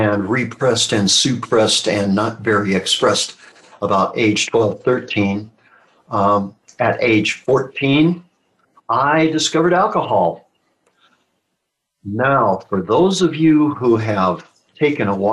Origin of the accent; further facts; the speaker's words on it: Midwestern United States, United States; I was born and raised in the Midwestern United States